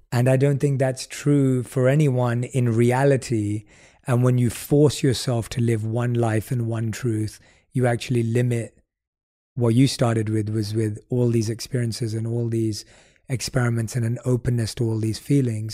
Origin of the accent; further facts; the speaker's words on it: London, United Kingdom; growing up in London